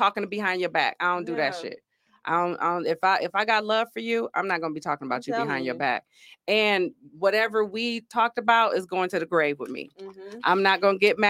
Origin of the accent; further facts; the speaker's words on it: Grand Rapids, Michigan, United States; also born or lived in Georgia; I am from Grand Rapids, Michigan, born and raised. Only other place I lived in was Georgia